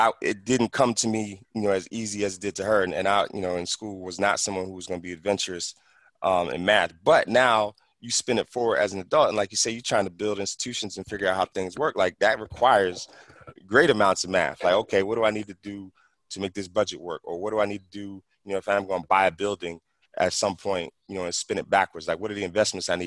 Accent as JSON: {"language": "English", "town": "Philadelphia", "region": "Pennsylvania", "country": "United States", "tie": "born or raised there", "also_born_or_lived": "San Fernando Valley, California", "moved": "yes", "lives_now": "California, United States", "said": "I grew up in West Philly"}